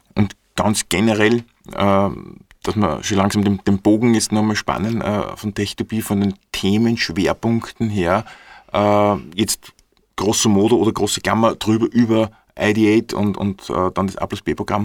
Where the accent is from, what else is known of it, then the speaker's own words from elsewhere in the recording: Upper Austria, Austria; Bei uns in Oberösterreich